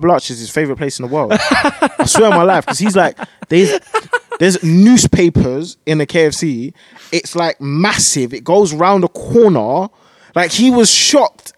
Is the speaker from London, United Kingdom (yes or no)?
yes; London, United Kingdom; I'm from Leighton.